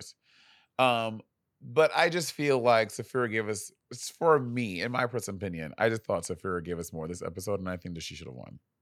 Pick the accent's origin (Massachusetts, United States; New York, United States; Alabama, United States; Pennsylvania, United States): New York, United States; I'm from New York